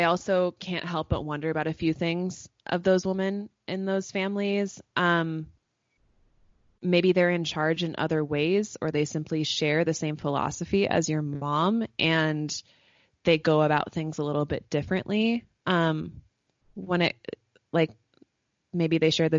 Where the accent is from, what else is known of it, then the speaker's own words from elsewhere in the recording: United States; as an American woman